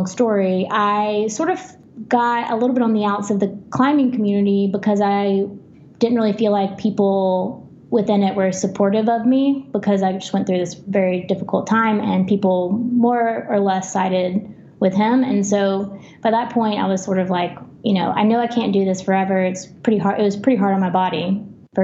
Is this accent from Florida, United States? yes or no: no; Alabama, United States; moved away as an adult; also born or lived in Tennessee; I grew up in Alabama, but I moved to Tennessee to really be in the heart of rock climbing in the South